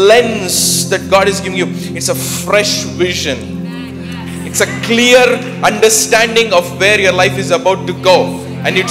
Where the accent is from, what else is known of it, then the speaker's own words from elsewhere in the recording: India; I'm from India